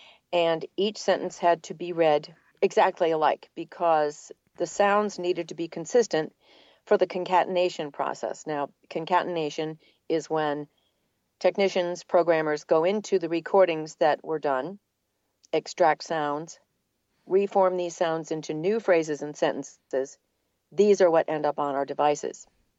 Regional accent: New England, United States; accent: New England; now in Atlanta, United States; So it was very fortunate that I lost my New England accent. And then I've been in Atlanta for a very long time.

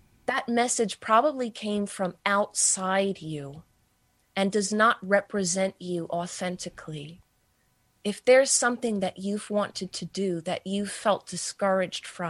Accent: New York City, New York, United States; I am a New Yorker. I live in Manhattan.

